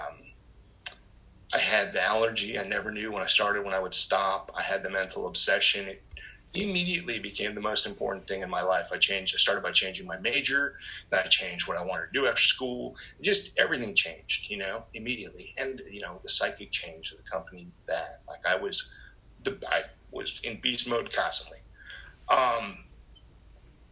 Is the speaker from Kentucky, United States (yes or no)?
no; New Jersey, United States; I'm born and raised in North Jersey.